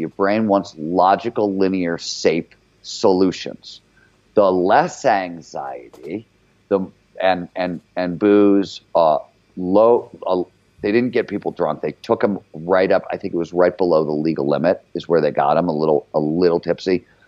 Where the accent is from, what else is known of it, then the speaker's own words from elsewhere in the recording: Cleveland, Ohio, United States; I was grew up in Cleveland before there was cable TV there